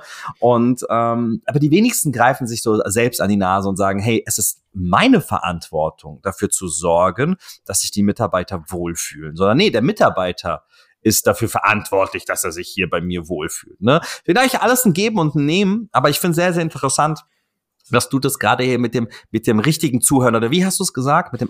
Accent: Offenbach am Main, Hesse, Germany; born there; Bruder, aus Offenbach, ja, was, wo, wo soll ich hin, Alter, weißt du, Schwein, ich bin in Offenbach geboren, was willst du von mir

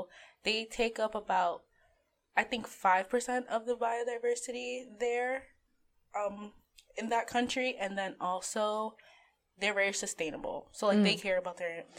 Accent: New York City, New York, United States; moved away as an adult; now in Albany, United States; I'm from New York City, from the Bronx.

